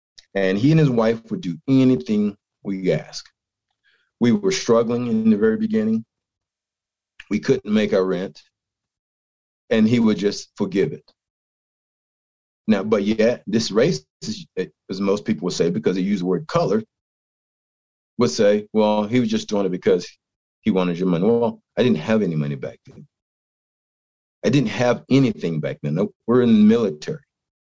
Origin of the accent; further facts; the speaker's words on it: East Coast, United States; now in Utah, United States; I'm from the East Coast. I grew up in an area of my state that was highly populated with the Ku Klux Klan.